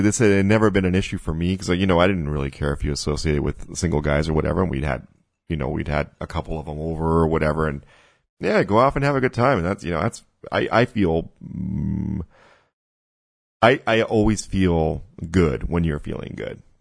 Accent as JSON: {"language": "English", "country": "Mexico", "tie": "born or raised there", "said": "I grew up in, I grew up in Mexico"}